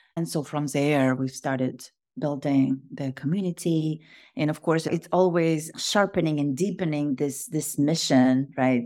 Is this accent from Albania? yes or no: no; Kazakhstan; moved away as an adult; now in United States; I am originally from Kazakhstan. I was born in Kazakhstan, and grew up